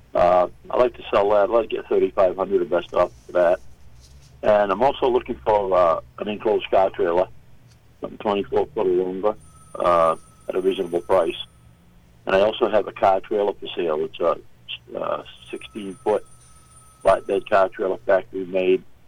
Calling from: Farmington, Maine, United States; I'm calling from Farmington

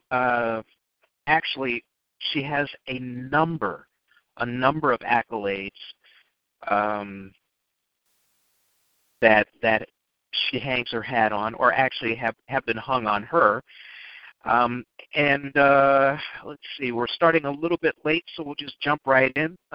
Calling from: Chicago, Illinois, United States; I'm in Chicago and yesterday it was gorgeous.

